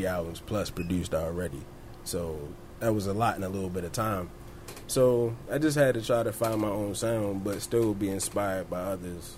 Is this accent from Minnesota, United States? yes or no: no; Baltimore, Maryland, United States; I'm from Baltimore.